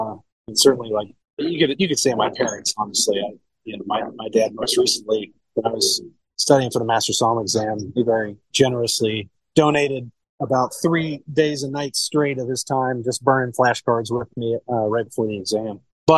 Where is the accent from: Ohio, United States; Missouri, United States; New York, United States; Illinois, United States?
Ohio, United States; Cincinnati; I'm originally born and raised in Cincinnati, Ohio.